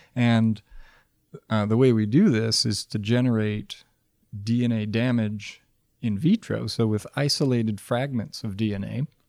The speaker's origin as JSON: {"language": "English", "region": "Michigan", "country": "United States", "tie": "born or raised there", "moved": "as an adult", "said": "I grew up in Michigan and spent a lot of time outdoors as a kid"}